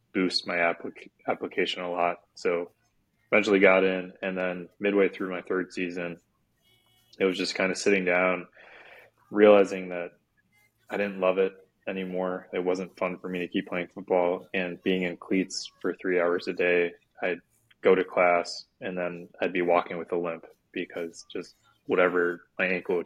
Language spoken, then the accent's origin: English; Sarasota, Florida, United States; moved away as an adult; also born or lived in Virginia; I'm from Sarasota, Florida, which is an hour south of Tampa, so the Gulf Coast of Florida, and lived there most of my life growing up